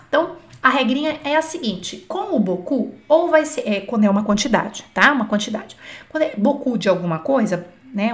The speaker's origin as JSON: {"language": "Portuguese", "country": "Brazil", "said": "nós brasileiros"}